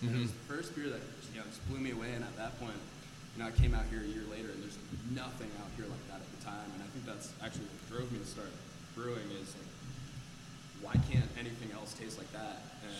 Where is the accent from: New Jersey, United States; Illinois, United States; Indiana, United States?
New Jersey, United States; moved away; I'm from New Jersey.